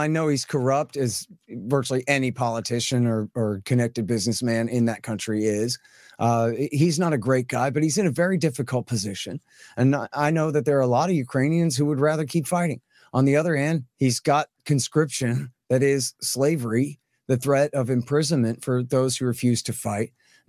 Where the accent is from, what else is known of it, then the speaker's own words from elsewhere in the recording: Texas, United States; I'm a Texan. I'm from here.